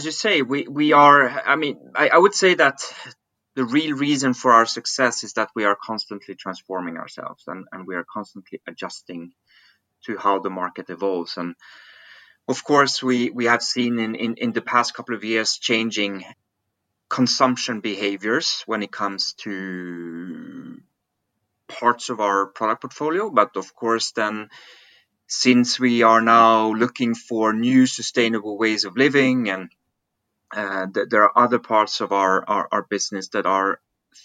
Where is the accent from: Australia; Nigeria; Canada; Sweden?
Sweden; Stockholm, Stockholm County; also born or lived in Switzerland; originally I'm from Switzerland, hence my kind of French-German name. But I grew up in Stockholm. I lived most of my life in Sweden.